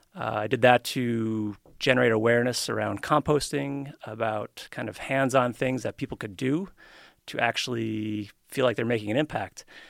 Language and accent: English; New York, United States; also born or lived in Colorado / San Francisco / Keene, New Hampshire; now in Reno, United States; I grew up in New York